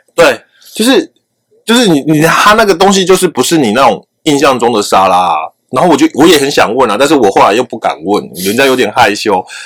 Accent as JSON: {"language": "Chinese", "country": "Taiwan", "said": "我们台湾人"}